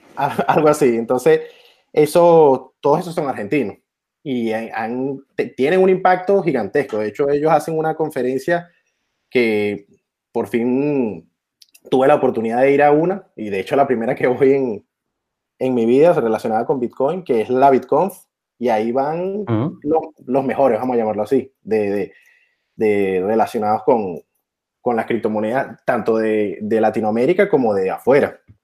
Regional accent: Venezuela; soy de Venezuela

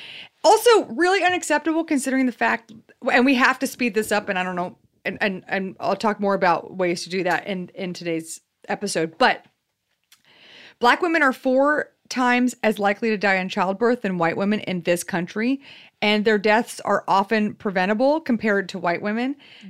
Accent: the South, United States; We're from the South.

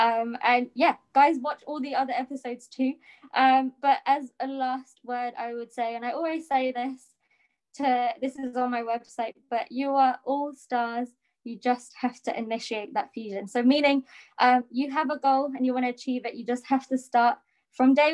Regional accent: England, United Kingdom; moved away as an adult; now in United States; I was born in England, and then I moved to the US 2 years ago

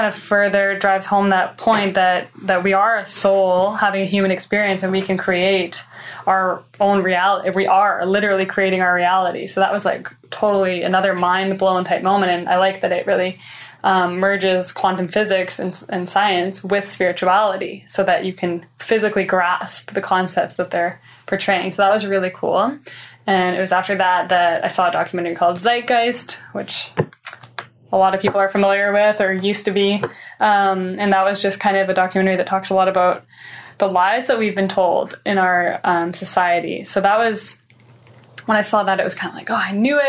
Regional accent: Canada; moved away as an adult; now in Toronto, Canada; I ended up moving from my hometown of Port St. John to Toronto to join the Collective Evolution team.

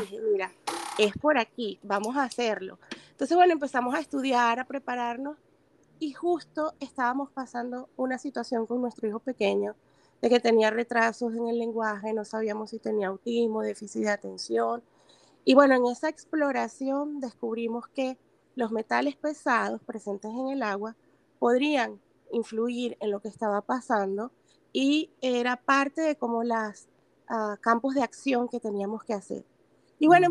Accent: Venezuela; moved away; soy venezolana

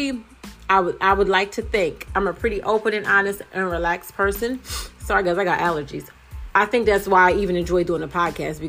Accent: United States; I'm American.

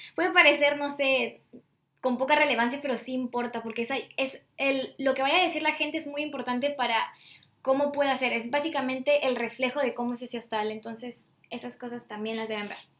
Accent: Peru; si vengo de Perú

